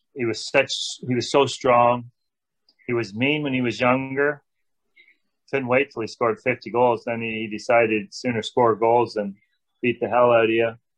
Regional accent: Canada; moved away as an adult; also born or lived in Los Angeles / Edmonton; my whole time in LA as a Canadian boy

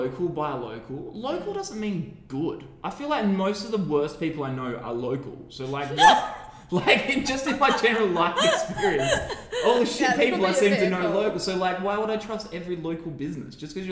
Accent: Perth, Western Australia, Australia; I have my own local businesses.

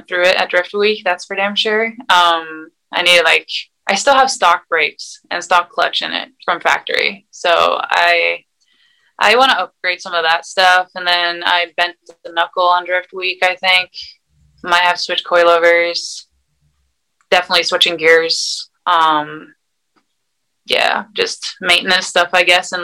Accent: Sweden; moved away as an adult; also born or lived in Arizona, United States; now in United States; I grew up in Sweden with my mom

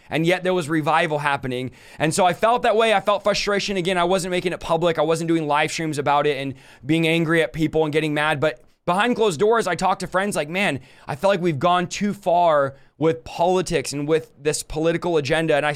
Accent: United States; I also love America. I'm an American. I love it.

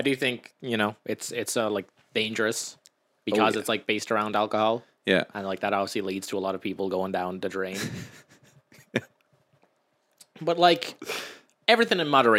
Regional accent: Ireland; I do like being Irish

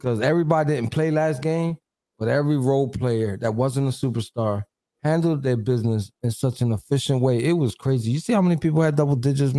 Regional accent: Philadelphia, Pennsylvania, United States; I'm from Philly.

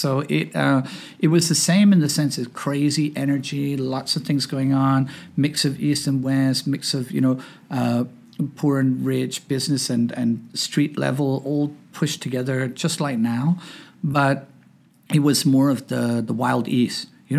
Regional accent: Hong Kong; now in United States; So I grew up in Hong Kong. I was an expat brat. Came here in 1977. We lived in the Lee Garden Hotel.

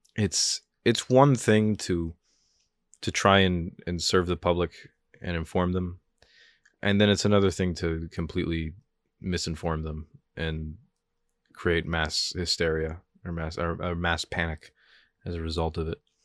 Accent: New Jersey, United States; I'm from Jersey.

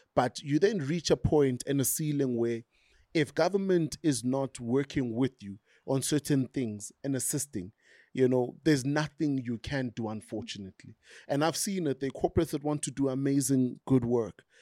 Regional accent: Tembisa, Gauteng, South Africa; I grew up in Tembisa

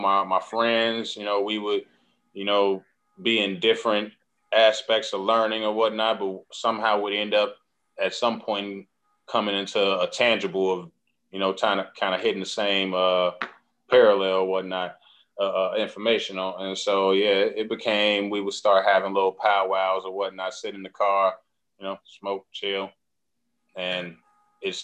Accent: Chicago, Illinois, United States; also born or lived in Carol Stream, Illinois; I grew up in Chicago initially, then on the south side. And then mom's moved me and my brother to Carroll Stream for like 6 years

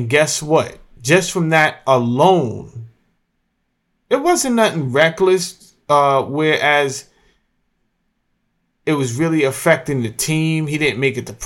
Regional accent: Mount Vernon, New York, United States; moved away; I'm from Mount Vernon, New York

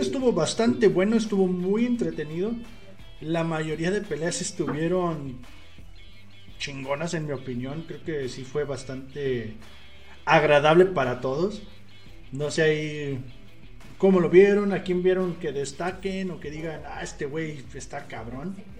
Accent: Mexico; como mexicanos

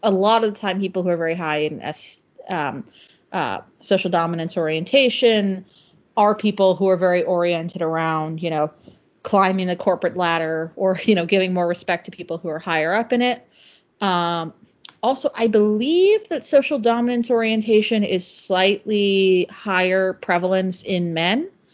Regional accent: Northeast, United States; I'm from the Northeast, which is probably the part of the U.S. that's most similar to the U.K

